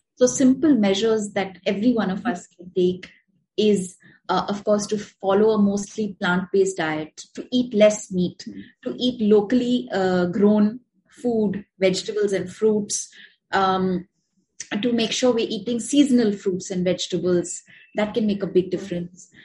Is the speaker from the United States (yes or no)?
no; India; we are from India